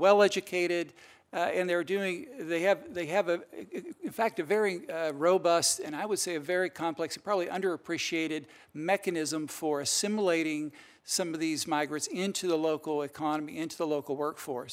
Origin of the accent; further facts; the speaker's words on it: Kentucky, United States; now in Virginia, United States; I was, uh, born and raised in Kentucky and I now live in Virginia